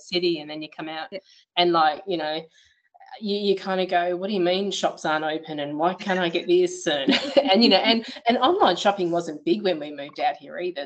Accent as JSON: {"language": "English", "town": "Perth", "region": "Western Australia", "country": "Australia", "tie": "born or raised there", "moved": "as an adult", "lives_now": "Beverley, Australia"}